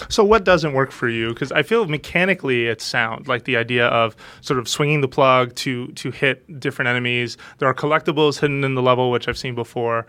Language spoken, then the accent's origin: English; United States; being American